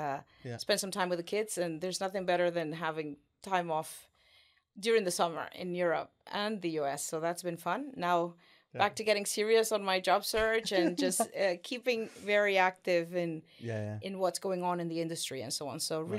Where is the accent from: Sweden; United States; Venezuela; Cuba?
Venezuela; moved away as an adult; now in United Kingdom; Originally, I'm actually from South America. I was born in Venezuela and had my beginnings there. I grew up and went to school there